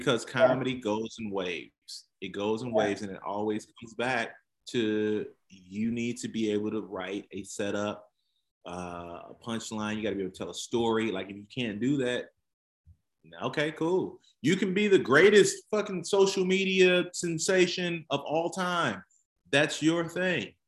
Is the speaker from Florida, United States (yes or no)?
no; Kankakee, Illinois, United States; I grew up in Kankakee, Illinois. So I'm about an hour south of Chicago